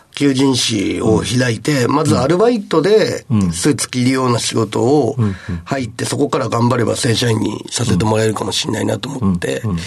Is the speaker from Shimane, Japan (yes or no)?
yes; Matsue, Shimane, Japan; moved away; 島根県の松江市というすごい田舎町から、はい、出てきました